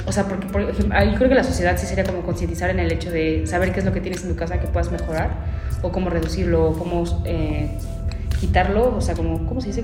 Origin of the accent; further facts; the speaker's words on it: Mexico; los mexicanos también somos como medio apaniqueados